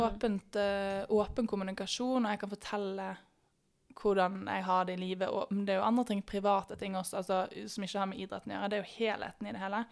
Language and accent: Norwegian; Bergen, Vestland, Norway; moved away as an adult; now in Oslo, Norway; Jeg kommer fra Bergen, men har bodd i Oslo nå siden 2014.